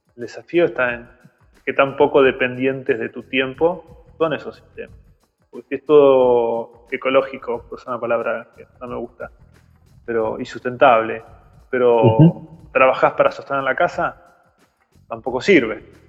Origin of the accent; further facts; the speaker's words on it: Mar del Plata, Buenos Aires Province, Argentina; moved away as an adult; also born or lived in Campana; now in Chascomús, Argentina; Yo nací en Mar del Plata y estudié allá eh, y después me fui a vivir a Campana, después me mudé a Cachas Comús en 2007